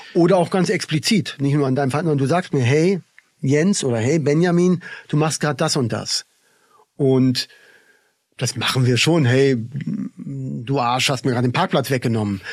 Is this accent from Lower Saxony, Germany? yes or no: no; Berlin, Germany; now in Tamera, Portugal; ich bin ja im Kinderladen aufgewachsen in Berlin.